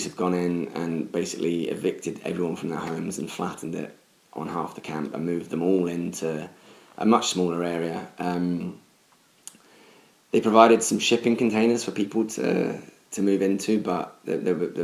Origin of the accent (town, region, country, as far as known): United Kingdom